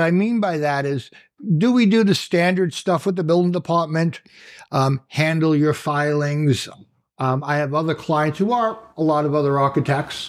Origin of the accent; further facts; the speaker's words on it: Long Island, New York, United States; Born and raised on Long Island.